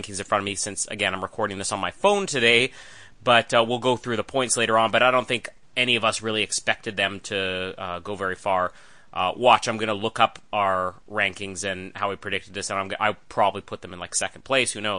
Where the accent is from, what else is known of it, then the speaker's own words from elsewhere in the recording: Winnipeg, Manitoba, Canada; Winnipeg, which is my hometown